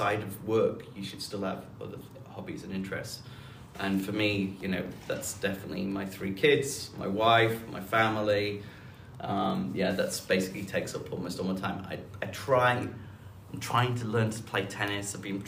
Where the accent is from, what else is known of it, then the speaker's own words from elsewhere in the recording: Huddersfield, Yorkshire and the Humber, United Kingdom; moved away; I grew up in the north of England in a town called Huddersfield